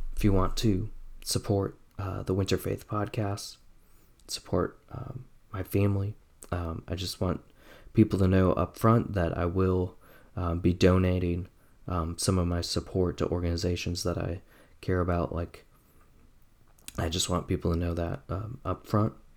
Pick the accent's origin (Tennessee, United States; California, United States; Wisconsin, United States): Wisconsin, United States; Oshkosh; I grew up in Wisconsin in the 90s, Farmington Road, Winnebago County, Oshkosh, Wisconsin, 95% white